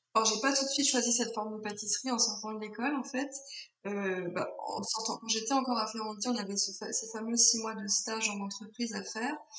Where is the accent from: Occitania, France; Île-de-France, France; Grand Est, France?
Grand Est, France; Alsace; moved away; also born or lived in Paris / Tain-l'Hermitage; je suis née en Alsace où j'ai passé euh, le plus clair de mon enfance.